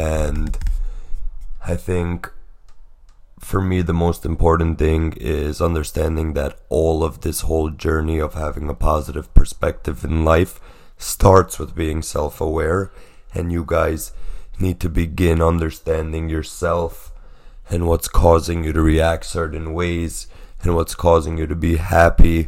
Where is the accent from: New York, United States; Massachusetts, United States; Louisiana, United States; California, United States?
New York, United States; New York City; moved away as an adult; also born or lived in Pennsylvania; I was born in Brooklyn, raised